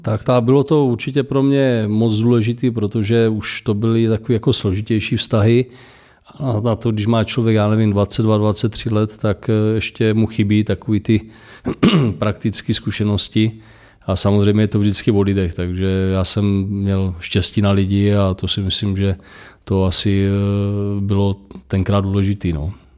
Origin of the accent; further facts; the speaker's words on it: Moravia, Czechia; u nás na Moravě